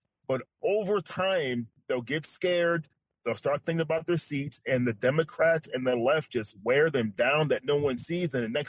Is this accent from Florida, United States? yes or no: no; New York, United States; now in Texas, United States; And like I said, when I came from New York to here, I thought this is a pillar of Republican values, Texas.